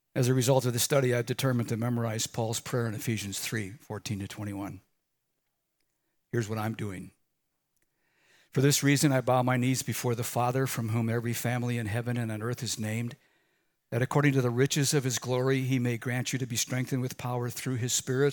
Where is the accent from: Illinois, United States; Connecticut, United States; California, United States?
Illinois, United States; Chicago; growing up in Chicago